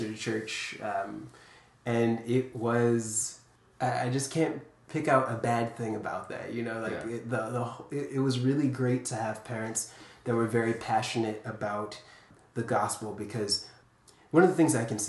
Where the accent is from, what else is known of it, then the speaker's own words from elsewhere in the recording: Capitol Heights, Maryland, United States; I grew up in Capitol Heights, Maryland, so a little suburb of D.C.